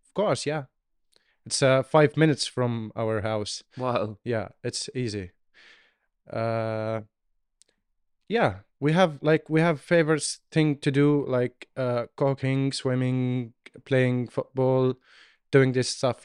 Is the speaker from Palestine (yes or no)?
yes; Gaza, Gaza Strip, Palestine; moved away as an adult; now in Cork, Ireland; I was born in Gaza in 1996